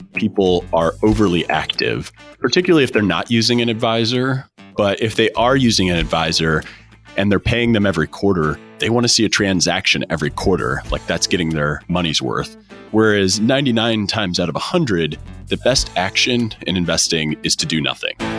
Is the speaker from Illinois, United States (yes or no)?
no; St. Louis, Missouri, United States; I'm from Saint Louis